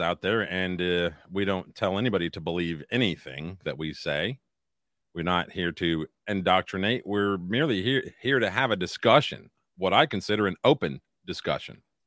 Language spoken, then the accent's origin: English; United States; I'm an American first